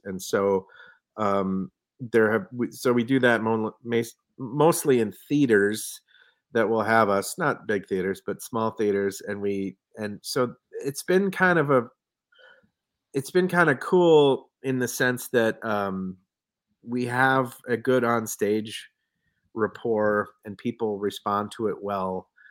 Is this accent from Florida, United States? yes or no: no; Minneapolis, Minnesota, United States; moved away as an adult; now in Bayfield County, United States; I was from Minneapolis.